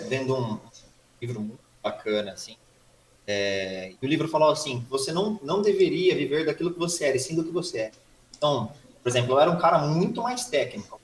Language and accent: Portuguese; Suzano, São Paulo, Brazil; Nascido em Suzano há 32 anos atrás, dia 3 de março de 89 aí. Uhum. É, nunca mudei de cidade